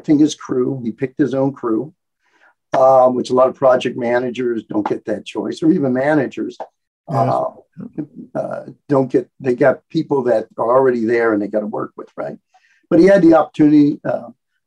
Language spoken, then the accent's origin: English; Hawaii, United States; I was born in Hawaii many, many, many years ago